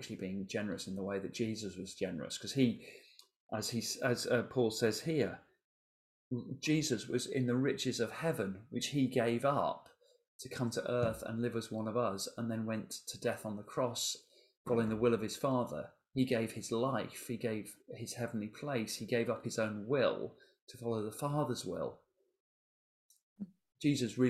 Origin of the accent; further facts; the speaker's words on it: England, United Kingdom; we're English